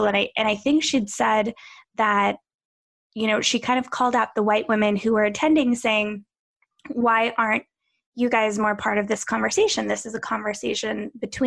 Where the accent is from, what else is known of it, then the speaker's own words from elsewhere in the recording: Pennsylvania, United States; I grew up in Pennsylvania